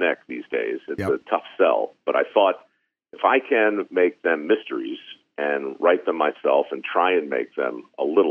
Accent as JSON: {"language": "English", "town": "Baltimore", "region": "Maryland", "country": "United States", "tie": "born or raised there", "said": "growing up in Baltimore"}